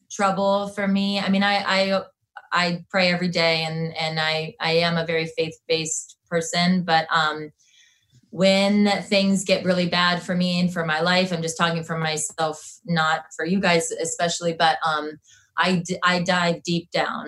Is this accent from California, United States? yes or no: no; Canton, Ohio, United States; We're like five minutes from the Football Hall of Fame